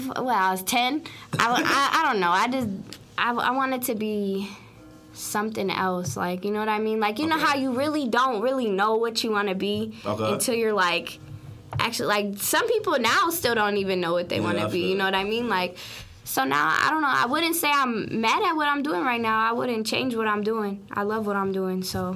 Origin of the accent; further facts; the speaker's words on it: St. Paul, Minnesota, United States; St. Paul, Minnesota is definitely not where I want to stay for the rest of my life